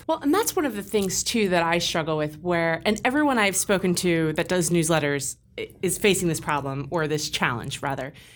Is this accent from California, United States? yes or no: yes; California, United States; moved away; I'm from California